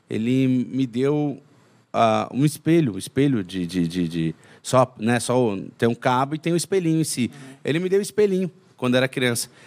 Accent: São Paulo, Brazil; now in Minas Gerais, Brazil; Então eu sou de São Paulo, né? mas moro em Minas. E durante as minhas férias eu ia para São Paulo para curtir as férias

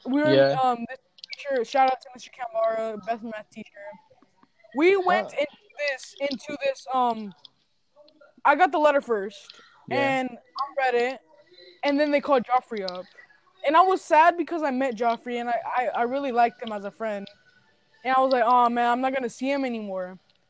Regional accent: Mexico; I came from the Mexico, I came from Mexico.

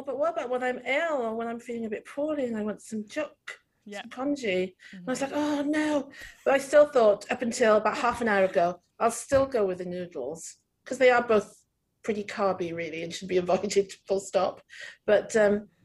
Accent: Wales, United Kingdom; accent: Welsh; When I get angry, it's super Welsh

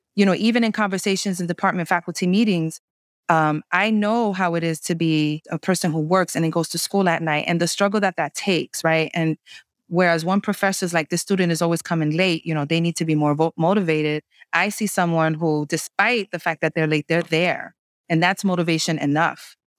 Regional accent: New York City, New York, United States; I was raised in the New York City housing projects during the crack epidemic

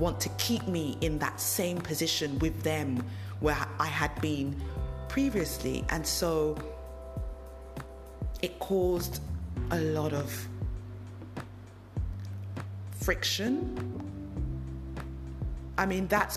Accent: London, United Kingdom; moved away as an adult; I moved away from the country I was born and bred. I grew up in London.

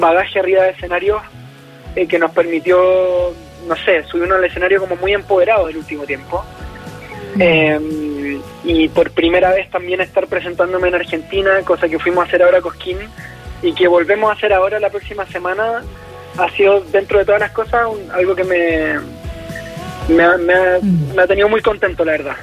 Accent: Chile

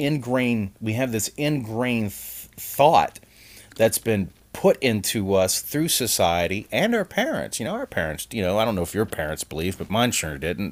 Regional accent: New Orleans, Louisiana, United States; moved away; I'm from New Orleans, Louisiana originally

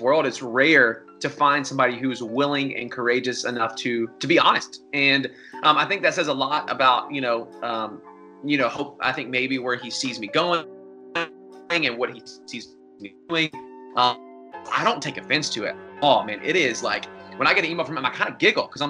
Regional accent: Atlanta, Georgia, United States; home to Atlanta and be able to really build something special here in my hometown

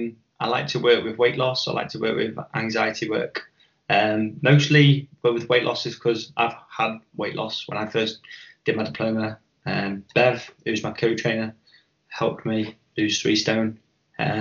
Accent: Chester, North West England, United Kingdom; growing up in Chester in the 90s, you know, I remember paranoia being a really big thing.

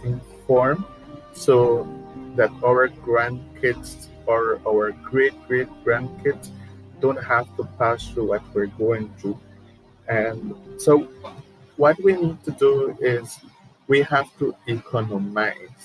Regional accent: Orange Walk District, Belize; moved away as an adult; now in San Ignacio, Belize; I am originally from Orangewa. I am living here in San Ignacio for 6 years

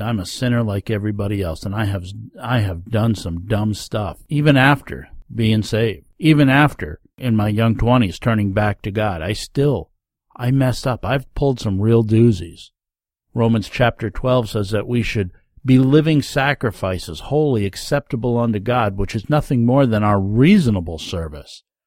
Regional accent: Rondout Valley, New York, United States; As a young man growing up in the Rondout Valley area of New York State

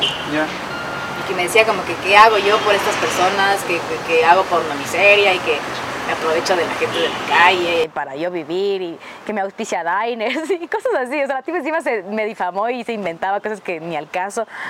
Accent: Quito, Pichincha, Ecuador; yo crecí en el sur de Quito y todavía extraño el sur de Quito, yo soy sureña

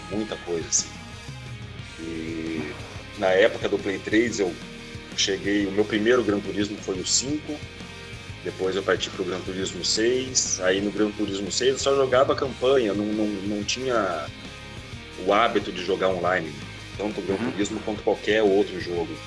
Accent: Curitiba, Paraná, Brazil; born there; also born or lived in Macaé; now in Rio de Janeiro, Brazil; atualmente moro no Rio de Janeiro, mas já rodei muito o Brasil aí, nasci em Curitiba, na verdade, rodei no Paraná, já morei em Macaé, no estado do Rio

